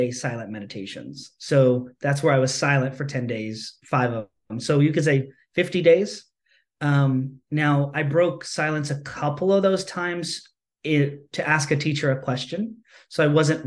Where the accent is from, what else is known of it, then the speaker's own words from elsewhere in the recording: United States; I grew up as an American capitalistic society, you know, person